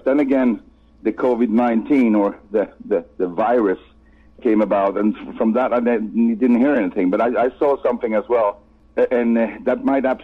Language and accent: English; Sweden; first language Swedish; English is a second language; my native language, Swedish